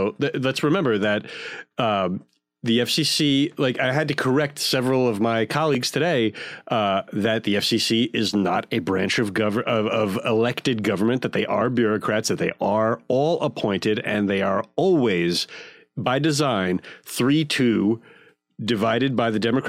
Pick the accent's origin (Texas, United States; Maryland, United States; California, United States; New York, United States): New York, United States; I'm a New Yorker growing up